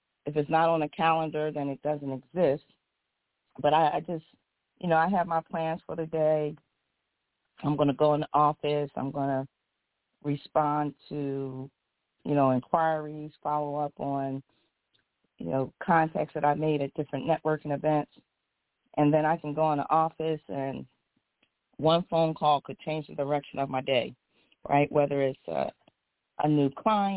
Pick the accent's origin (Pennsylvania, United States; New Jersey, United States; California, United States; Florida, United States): Pennsylvania, United States; Philadelphia; moved away as an adult; now in West Coast, United States; I'm a girl from Philly, North Philly, you know, grew up in Philadelphia. I'm now on the West Coast